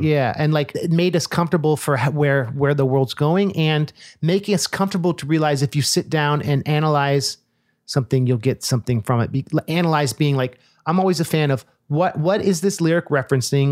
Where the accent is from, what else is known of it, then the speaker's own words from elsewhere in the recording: Oakland, California, United States; I grew up in Oakland